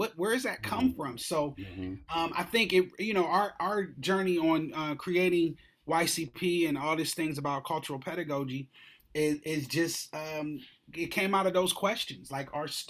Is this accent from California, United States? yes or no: no; Columbus, Ohio, United States; I am from Columbus, Ohio.